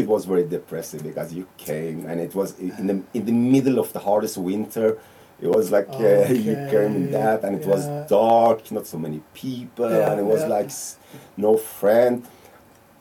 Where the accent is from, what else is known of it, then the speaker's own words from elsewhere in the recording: Iran; now in Norway; I'm from Iran